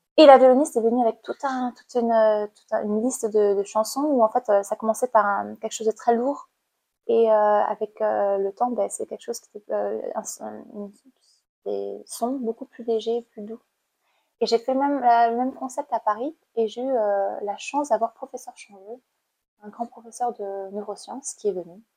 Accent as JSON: {"language": "French", "country": "Cambodia", "tie": "born or raised there", "moved": "as an adult", "lives_now": "France", "said": "j'ai grandi au Cambodge euh, et j'ai passé mon bac au Cambodge. Je suis arrivée en France en 2014."}